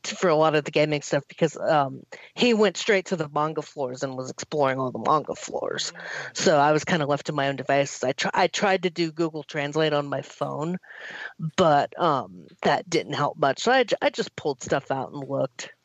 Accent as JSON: {"language": "English", "country": "United States", "said": "me being the American"}